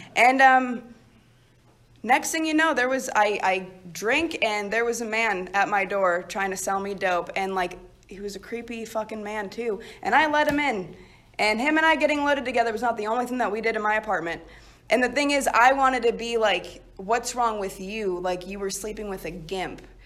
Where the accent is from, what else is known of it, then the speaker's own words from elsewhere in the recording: Chicago, Illinois, United States; originally, I'm from Chicago